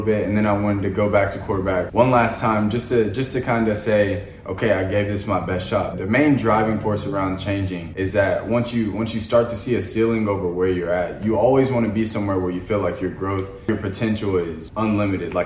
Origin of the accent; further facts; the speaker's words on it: Conway, Arkansas, United States; I'm from Conway, Arkansas